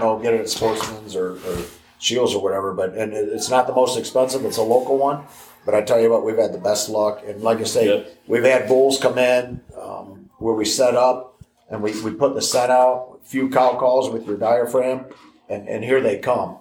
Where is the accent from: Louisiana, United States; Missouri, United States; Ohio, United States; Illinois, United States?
Illinois, United States; moved away as an adult; also born or lived in Montana; I grew up in Illinois, and I started guiding in Montana when I was 18